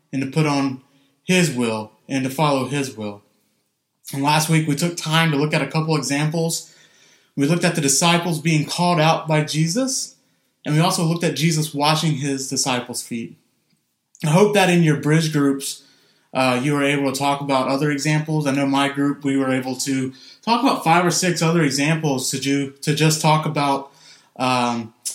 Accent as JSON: {"language": "English", "region": "Mississippi", "country": "United States", "moved": "yes", "said": "being from Mississippi."}